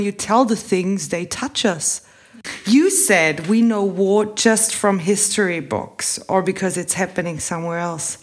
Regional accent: Bavaria, Germany; I grew up in Bavaria

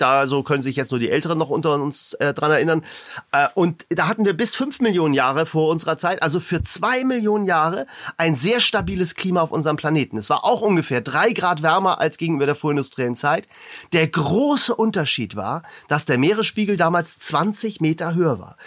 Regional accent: Hamburg, Germany; Ich komme ja aus Hamburg

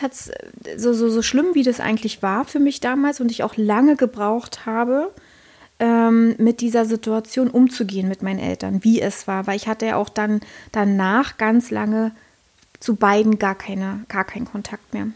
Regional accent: Berlin, Germany; now in Brandenburg, Germany; Ich bin Tresorkind, ja, also ich bin ein Berliner Tresorkind

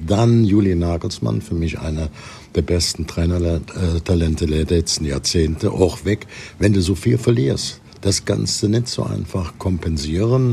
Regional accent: Cologne, North Rhine-Westphalia, Germany; bei uns in Köln

